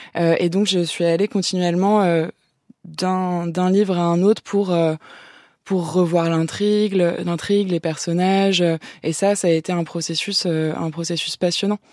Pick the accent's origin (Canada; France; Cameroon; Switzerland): France; first language French; ma langue maternelle